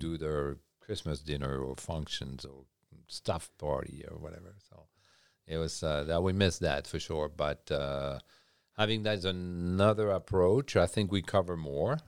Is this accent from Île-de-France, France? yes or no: no; Champagne region, Grand Est, France; English is a second language; moved away as an adult; also born or lived in Switzerland; now in Nova Scotia, Canada; Born and raised in France, uh, Champagne region